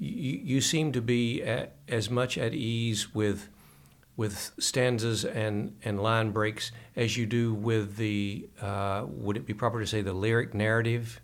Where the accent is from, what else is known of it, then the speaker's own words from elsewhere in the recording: Kentucky, United States; we Kentuckians, lifelong natives